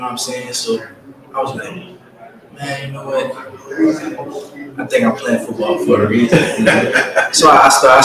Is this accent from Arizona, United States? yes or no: no; Louisiana, United States; I'm from Yardbury, Louisiana